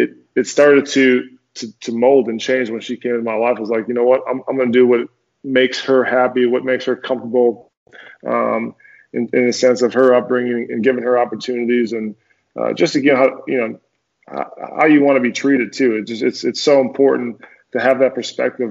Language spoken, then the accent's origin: English; Minnesota, United States; moved away as an adult; also born or lived in Denver / New York / New Jersey / Tennessee; So I grew up in Minnesota, went to University of Minnesota